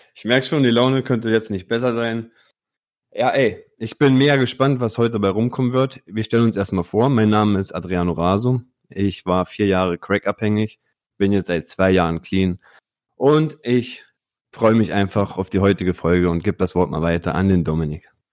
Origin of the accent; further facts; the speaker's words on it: Italy; Bei uns in Italien